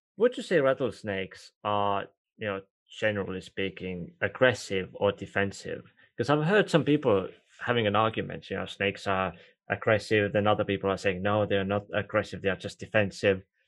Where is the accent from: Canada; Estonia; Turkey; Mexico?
Estonia; first language Estonian; English is a second language; Estonian, which is actually my first language